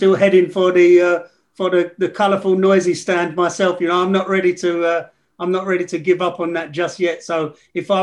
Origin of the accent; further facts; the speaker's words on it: England, United Kingdom; I grew up in England